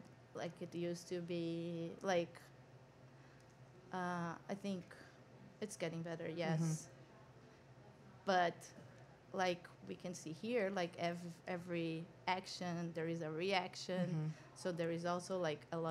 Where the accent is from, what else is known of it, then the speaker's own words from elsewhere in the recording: São Paulo, Brazil; moved away as an adult; now in New York, United States; I was born in São Paulo, born and raised.